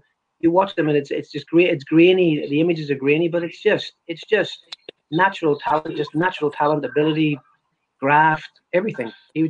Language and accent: English; Ireland; For a boy growing up in Ireland, I expected more